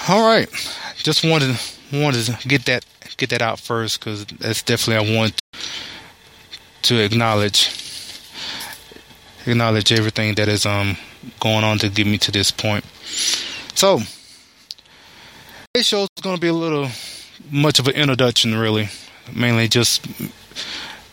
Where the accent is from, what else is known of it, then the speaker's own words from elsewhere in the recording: Alabama, United States; moved away as an adult; now in Texas, United States; born and raised in Alabama. And I moved out to Texas in 2002